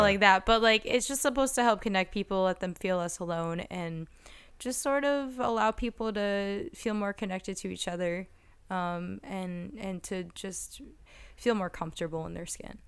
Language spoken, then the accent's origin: English; New Jersey, United States; moved away as an adult; also born or lived in Philadelphia; now in Los Angeles, United States; I'm from New Jersey, but I moved from Philadelphia